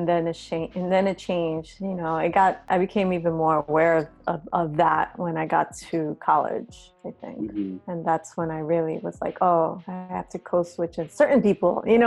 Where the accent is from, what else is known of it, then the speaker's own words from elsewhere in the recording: New York City, New York, United States; now in California, United States; The Bronx, when I grew up, I grew up in the 70s and 80s.